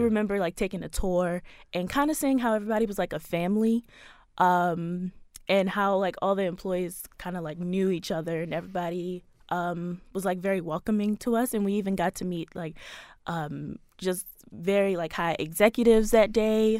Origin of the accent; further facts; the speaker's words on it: Baltimore, Maryland, United States; I was born here in Baltimore, raised here in Baltimore, so I've been here all my life